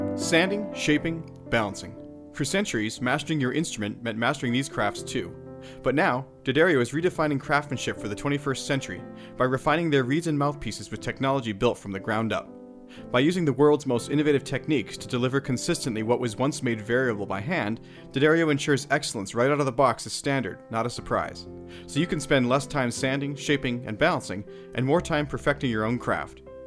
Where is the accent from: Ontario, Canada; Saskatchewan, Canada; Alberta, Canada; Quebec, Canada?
Alberta, Canada; Calgary; my hometown of Calgary